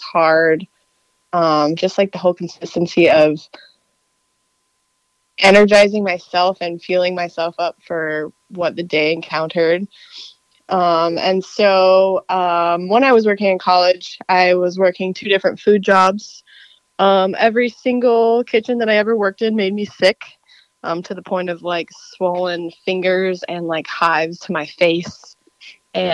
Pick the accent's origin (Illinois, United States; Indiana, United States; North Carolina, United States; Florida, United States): Illinois, United States; I actually am from Illinois